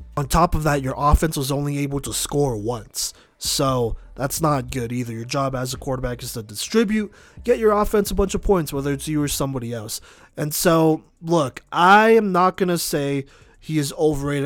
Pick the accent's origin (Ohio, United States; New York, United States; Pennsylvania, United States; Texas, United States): Texas, United States; Dallas; moved away; I grew up in Dallas